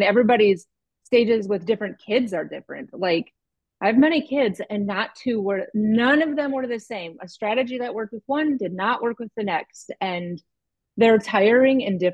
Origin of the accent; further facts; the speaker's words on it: the North, United States; I'm from the North